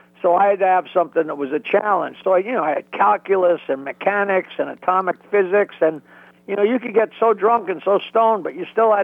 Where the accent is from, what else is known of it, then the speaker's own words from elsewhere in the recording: East Norwich, New York, United States; now in Bayville, United States; I was raised in East Norwich, Long Island, which is just south of Oyster Bay